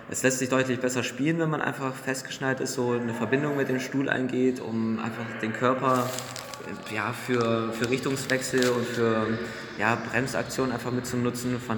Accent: Germany; Wir kommen aus der Nähe von Bremen und da hat sich das angeboten.

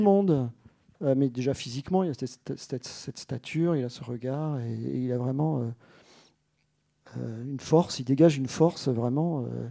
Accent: Alsace, Grand Est, France; moi, je suis alsacien, en fait. Euh, et vraiment complètement

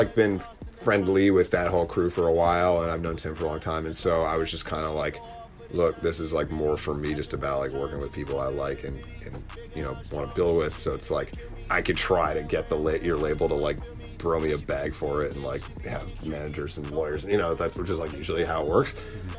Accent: Boston, Massachusetts, United States; it definitely showcases the fact that I'm from Boston, which is like a huge part of my identity. And if you look at the videos for the old stuff I put out, I try to shoot them all in the suburbs, in and around, you know, like Woburn and Medford

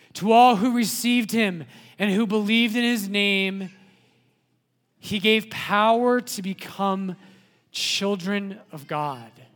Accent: Littleton, United States; I was born in Littleton, right?

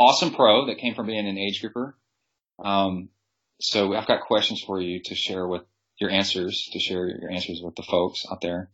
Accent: Houston, Texas, United States; I grew up in Houston on the swim teams there

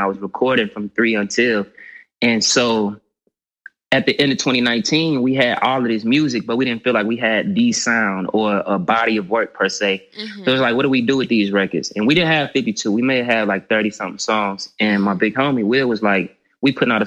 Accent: Hattiesburg, Mississippi, United States; moved away as an adult; now in Atlanta, United States; Born and raised, yeah, Hattiesburg, Mississippi. I moved to Atlanta March of 4 years ago.

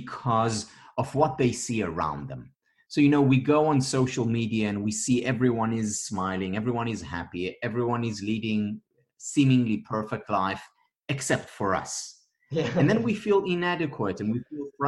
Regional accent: Israel; I'm from Israel.

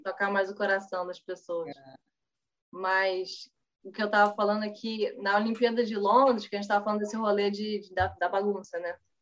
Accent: Brazil

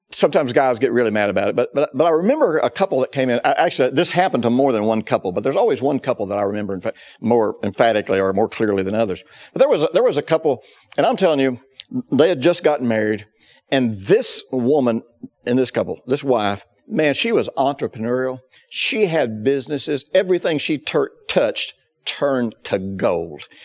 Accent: the South, United States; I grew up in the South in the fifties

